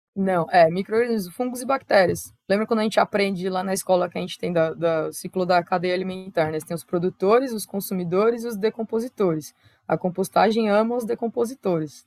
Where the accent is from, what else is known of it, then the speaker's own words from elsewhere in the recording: São Paulo, Brazil; also born or lived in Araraquara, São Paulo; Eu sou originalmente de lá, né, o Miocaria fica em Araraquara, interior de São Paulo, mas eu nasci em São Paulo, capital